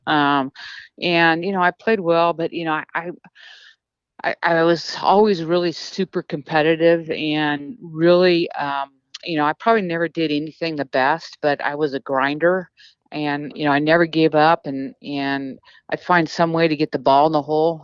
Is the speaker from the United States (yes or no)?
yes; United States; being American